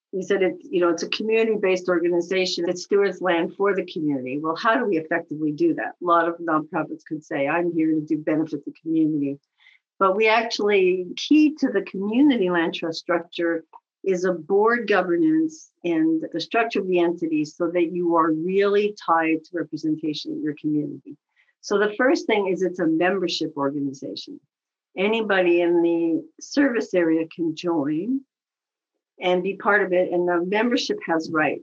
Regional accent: Montreal, Quebec, Canada; moved away as an adult; also born or lived in Toronto; now in United States; I grew up in Montreal and went to French school until high school.

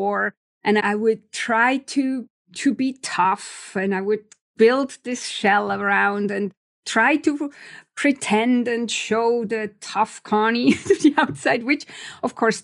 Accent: Switzerland; moved away; I'm originally from Switzerland.

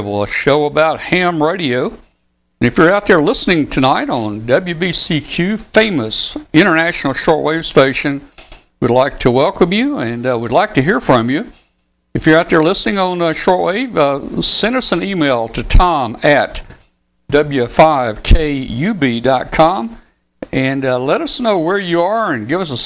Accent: Wilson, Arkansas, United States; That's where I was born and raised, over in Northeast Arkansas, a little town over there called Wilson, Arkansas

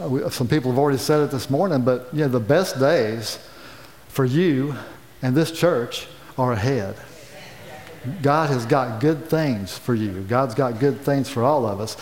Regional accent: county next to Bluefield, West Virginia, United States; moved away; I grew up in the county next door to Bluefield.

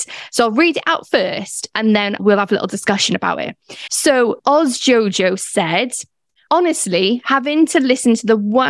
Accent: Welsh, Wales, United Kingdom; being Welsh as well

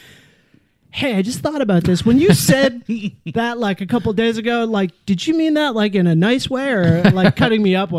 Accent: Ontario, Canada; born there; I was born in Eastern Canada in Ontario.

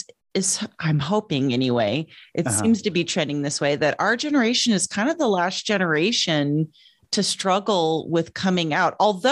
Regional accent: Yucca Valley, California, United States; also born or lived in New Mexico / Texas / Utah / Illinois; I was born in New Mexico, lived in California, moved to Texas, went back to California, went back to Texas, went back to California, went to Utah, went to Belleville, Illinois, went to, and then from 12 to 18, I lived in Yucca Valley, Joshua Tree, California.

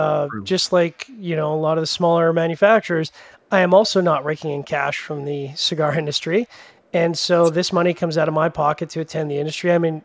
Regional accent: Canada; I'm Canadian

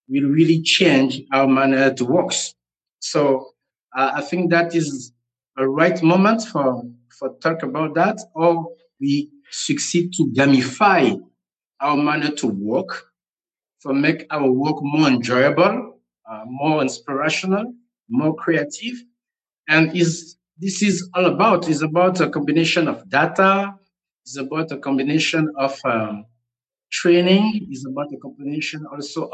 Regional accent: Gabon; also born or lived in Togo; now in Senegal; I'm based in Senegal, West Africa, but I was born in Gabon, Central Africa. And I have a Togolese nationality.

